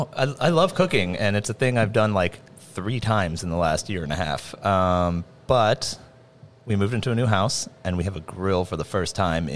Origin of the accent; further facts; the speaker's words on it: Atlanta, Georgia, United States; moved away as an adult; now in Los Angeles, United States; From Atlanta. Spent the first 25 years of my life there, and then I've been in L.A. for almost 11, coming up on 11 years.